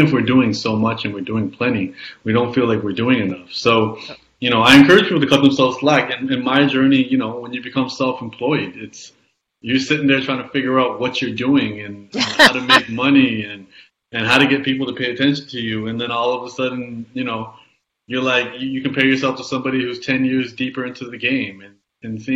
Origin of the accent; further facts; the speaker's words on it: Canada; I was born in Canada, yes, in the 80s